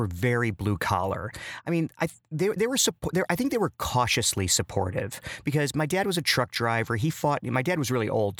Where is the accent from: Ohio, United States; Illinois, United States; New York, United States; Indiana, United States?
Illinois, United States; Chicago; You know, I grew up in Chicago, which seems like it would be like a very, you know, rich in culture and stuff. But I actually grew up in the city of Chicago, but in one of the most culturally devoid of culture areas in Chicago, just on the southwest side.